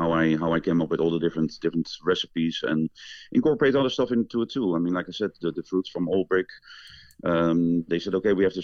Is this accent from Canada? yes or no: no; Netherlands; moved away as an adult; now in Madison, United States; I'm originally from the Netherlands